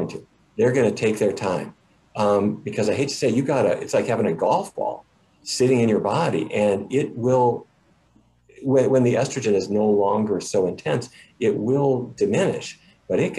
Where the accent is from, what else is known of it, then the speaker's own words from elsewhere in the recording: Fargo, North Dakota, United States; When I was a kid, I grew up in Fargo, you know, Fargo, North Dakota